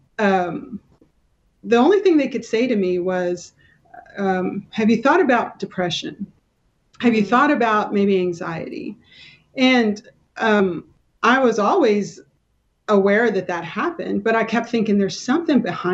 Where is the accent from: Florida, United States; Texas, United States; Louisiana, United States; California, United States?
Texas, United States; Kingsville; moved away as an adult; now in McKinney, United States; I grew up in South Texas down by Corpus Christi, Kingsville